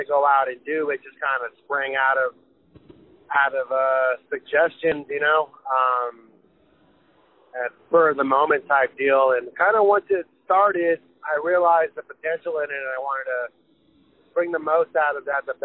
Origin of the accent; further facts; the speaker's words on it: Lynwood, California, United States; I grew up in Lynwood, which is over by the Long Beach side of town